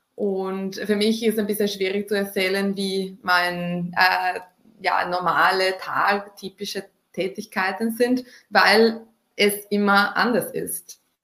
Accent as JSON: {"language": "German", "country": "Italy", "moved": "yes", "said": "ich komme ursprünglich aus Italien"}